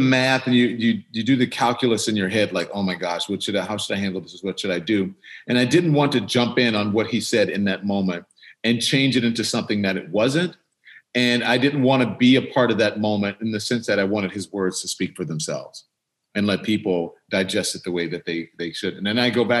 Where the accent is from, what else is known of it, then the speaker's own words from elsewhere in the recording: Baton Rouge, Louisiana, United States; I'm from the South. I grew up in Baton Rouge, Louisiana.